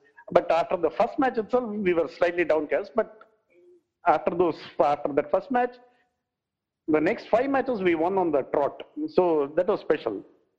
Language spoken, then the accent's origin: English; Madurai, Tamil Nadu, India; also born or lived in Tiruchirappalli, India; I studied in Trichinopoly, Trichy, and I hail from Madurai.